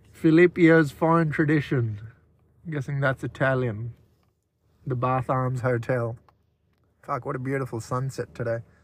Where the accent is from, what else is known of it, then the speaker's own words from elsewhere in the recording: Australia; I'm from mainland Australia, technically